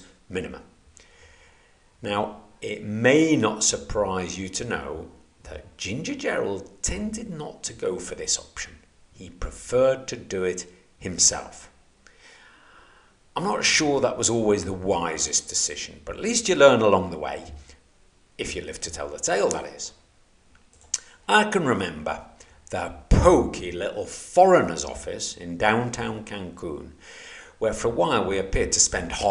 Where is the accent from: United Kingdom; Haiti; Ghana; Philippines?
United Kingdom; moved away as an adult; being British